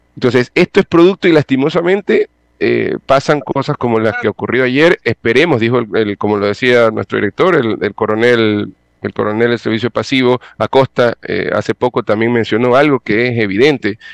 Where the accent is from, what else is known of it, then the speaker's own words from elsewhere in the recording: Ecuador; lo asumo como ecuatoriano